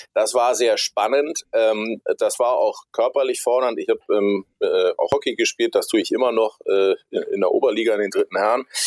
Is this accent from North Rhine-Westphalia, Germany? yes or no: no; Hamburg, Germany; Bin aus Hamburg, bin Hamburger, bin hier bis auf meine Zeit äh, bei der Bundeswehr und zum Studium nie so richtig wirklich weggekommen.